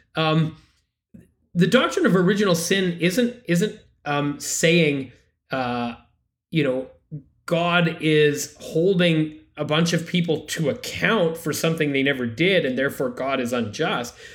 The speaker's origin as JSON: {"language": "English", "country": "Canada", "said": "I am a Canadian and a Catholic"}